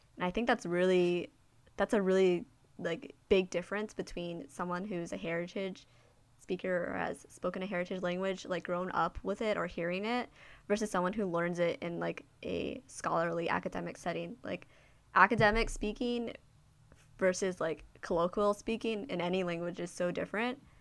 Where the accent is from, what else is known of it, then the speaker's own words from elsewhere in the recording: United States; being Asian American, um, especially, like, Chinese American in a Chinese speaking country